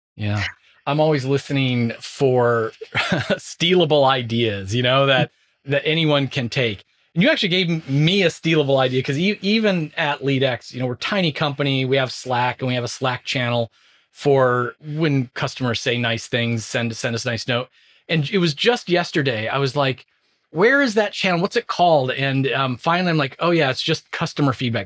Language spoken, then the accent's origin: English; Southern California, United States; moved away; I was born in Southern California, still have tons of friends and family there